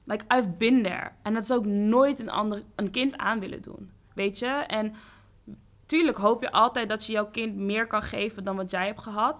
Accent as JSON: {"language": "Dutch", "town": "Amsterdam", "region": "North Holland", "country": "Netherlands", "tie": "born or raised there", "said": "ik kom ook hier uit Zuidoost"}